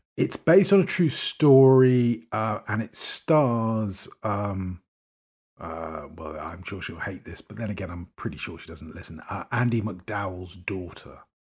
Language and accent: English; United Kingdom; accent: received pronunciation; I speak as a Brit